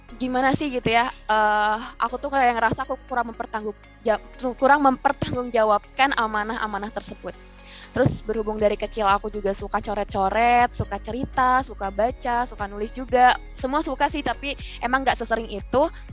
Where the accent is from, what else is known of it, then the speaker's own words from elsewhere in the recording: Bangka Belitung Islands, Indonesia; seorang gadis biasa dari, dari Belitung gitu dari pelosok pencil